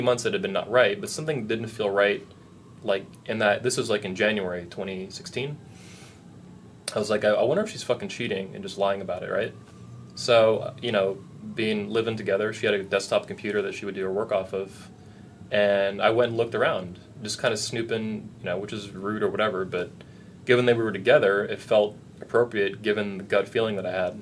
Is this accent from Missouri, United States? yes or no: no; Cape Coral, Florida, United States; moved away as an adult; also born or lived in Fort Myers, Florida / Lehigh Acres, Florida; now in Orlando, United States; I'm actually from Cape Coral, Cape Coma, home of the nearly dead, newly wed. But I went to high school in Fort Myers, so I know the area pretty well